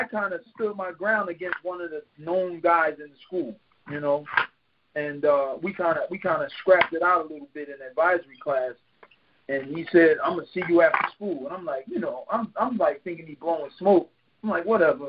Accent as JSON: {"language": "English", "town": "Philadelphia", "region": "Pennsylvania", "country": "United States", "tie": "born or raised there", "said": "I was born in North Philadelphia, 25th and Lehigh, you know, one of the rougher areas of Philadelphia. And, you know, I grew up over there with my mom and my father together up until about age eight or nine."}